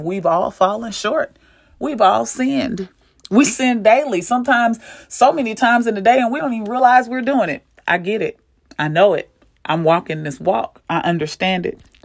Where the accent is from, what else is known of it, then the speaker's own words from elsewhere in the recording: St. Louis, Missouri, United States; I'm from Saint Louis